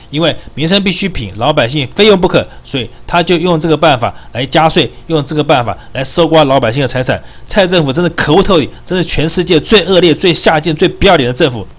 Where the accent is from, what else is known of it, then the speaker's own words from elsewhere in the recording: Taipei, Taiwan; 我是台北人